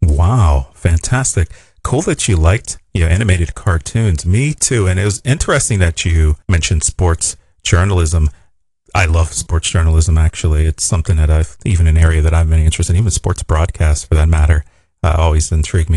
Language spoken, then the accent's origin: English; Pittsburgh, Pennsylvania, United States; I'm a Steelers fan. I'm from Pittsburgh